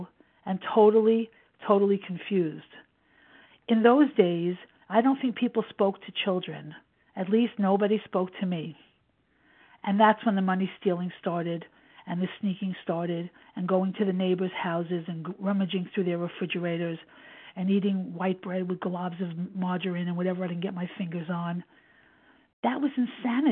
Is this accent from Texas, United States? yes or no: no; New York City, New York, United States; I was born in 1952 in Brooklyn, New York, to young parents who lived with their parents